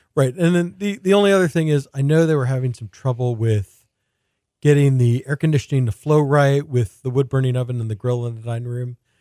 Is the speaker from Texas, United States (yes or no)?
yes; Houston, Texas, United States; when I was growing up in Houston, you know, my grandparents would come visit from New York